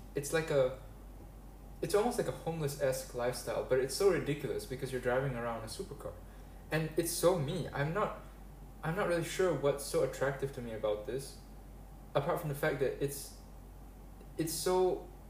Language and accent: English; Malaysia; I grew up in Malaysia, and I've stayed here permanently